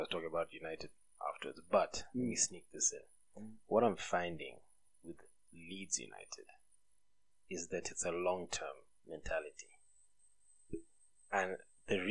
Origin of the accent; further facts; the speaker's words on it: Busia, Western, Kenya; I'm from Western Kenya